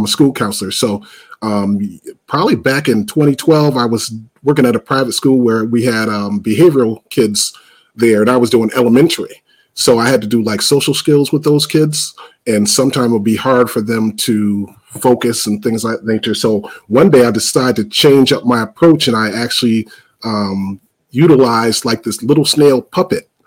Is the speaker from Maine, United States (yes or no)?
no; Springfield, Massachusetts, United States; I was born and raised in Springfield, Mass, and that's the same city as Dr. Seuss was born and raised